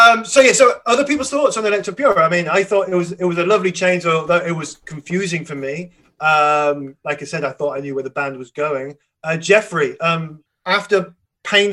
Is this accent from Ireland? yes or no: no; England, United Kingdom; I'm just pronouncing it as an English person